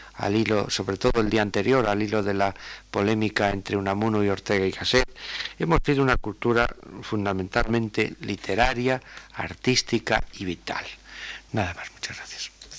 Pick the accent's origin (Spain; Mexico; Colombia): Spain; nosotros como ciudadanos españoles